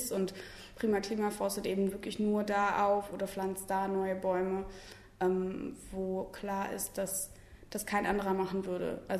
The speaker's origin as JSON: {"language": "German", "town": "Hildesheim", "region": "Lower Saxony", "country": "Germany", "also_born_or_lived": "Magdeburg", "said": "Und ich bin …, ich bin 23 und komme auch aus Hildesheim, habe aber auch ähm, bis 2015 drei Jahre in Magdeburg gewohnt und hier studiert."}